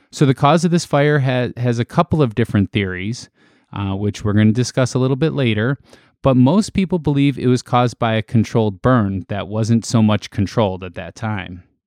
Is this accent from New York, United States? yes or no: no; Chicago, Illinois, United States; we're from Chicago